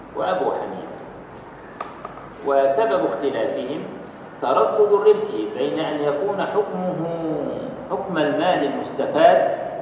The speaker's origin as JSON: {"language": "Arabic", "country": "Egypt", "said": "احنا عندنا في مصر"}